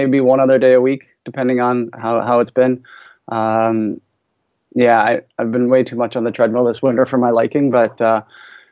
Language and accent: English; St. John's, Newfoundland and Labrador, Canada; also born or lived in Calgary, Canada / Oxford, England; now in Ottawa, Canada; I grew up in Newfoundland on the far east coast of Canada, the most easterly point of North America in St. John's.